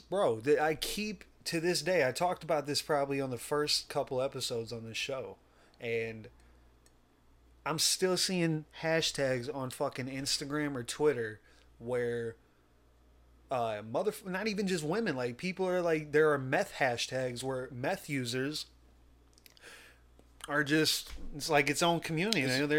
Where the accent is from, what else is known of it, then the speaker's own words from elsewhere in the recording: Missouri, United States; we come from Missouri